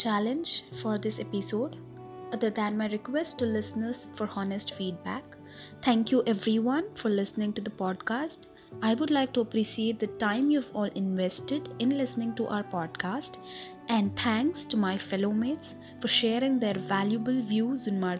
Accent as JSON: {"language": "English", "town": "Guwahati", "region": "Assam", "country": "India", "lives_now": "Bangalore, India", "said": "I'm the secretary of the Philip Kotler Club. I'm basically from Guwahati, Assam, and recently moved into Bangalore for my MBA."}